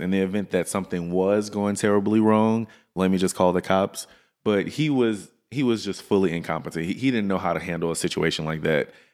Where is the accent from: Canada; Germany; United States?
United States; Louisiana; now in Dallas, United States; I'm from Louisiana. I'm right next door